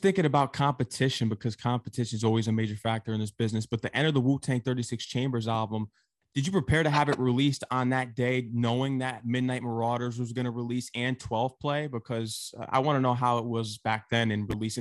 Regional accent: Connecticut, United States; I'm actually from Connecticut

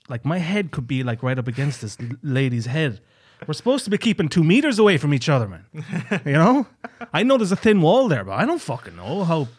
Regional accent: County Kerry, Ireland; And the owner of the hostel knew I was from Ireland, and he knew I was from a part of Ireland called Kerry.

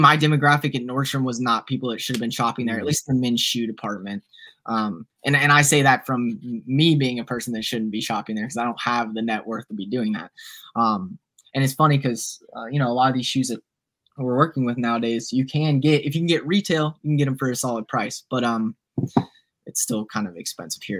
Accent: Nashville, Tennessee, United States; also born or lived in Franklin, Tennessee / Mississippi; born and raised in Nashville, love this little town

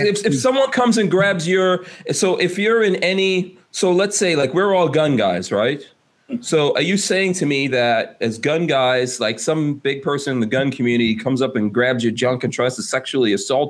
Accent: Flint, Michigan, United States; I'm from Flint, Michigan. I've seen many young black men who were provoked into violence.

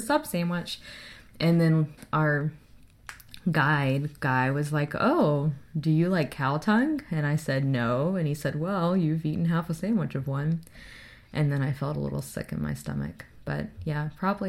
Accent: Boiling Spring Lakes, North Carolina, United States; moved away as an adult; now in Kentucky, United States; I am from North Carolina. Boylan Springs, North Carolina.

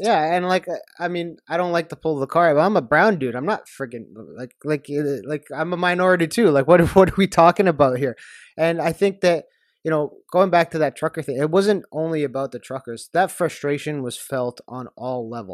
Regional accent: Canada; as a Canadian

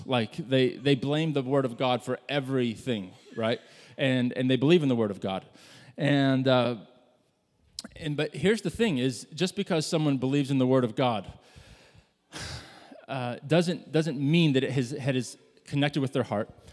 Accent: Midwest, United States; I grew up in the Midwest

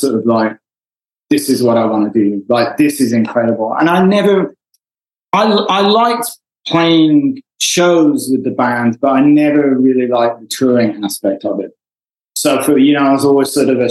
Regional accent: Wolverhampton, West Midlands, United Kingdom; moved away as an adult; now in Los Angeles, United States; I grew up in a fairly small town in England

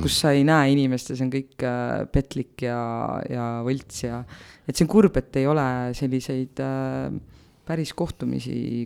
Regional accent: Otepää, Valga County, Estonia; ma olen Otepäält

